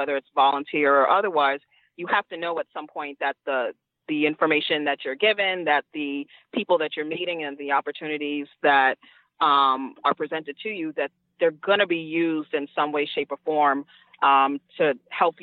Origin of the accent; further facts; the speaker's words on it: New York City, New York, United States; I'm a Queens girl, Queens all day, every day